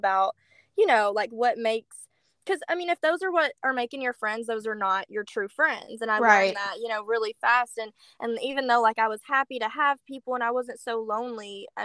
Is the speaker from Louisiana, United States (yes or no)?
yes; Baton Rouge, Louisiana, United States; moved away as an adult; now in Arkansas, United States; So I am originally from Baton Rouge, Louisiana.